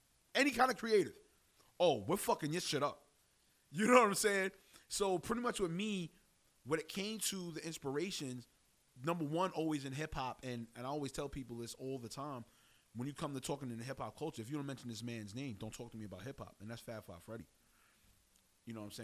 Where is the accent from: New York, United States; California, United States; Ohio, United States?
New York, United States; New York City; also born or lived in Harlem, New York / Laurelton, Queens; I was born in East Harlem. My family moved to Bradhurst Avenue in Harlem. And then we went to Laurelton, Queens.